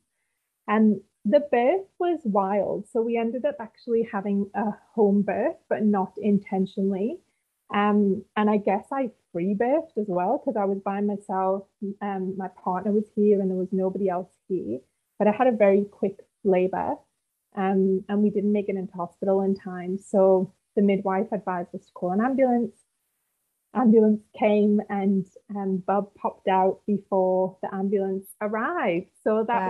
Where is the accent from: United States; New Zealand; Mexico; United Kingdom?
United Kingdom; also born or lived in Gold Coast; now in Northern Rivers, Australia; originally I'm from the UK, as you can tell by my rich accent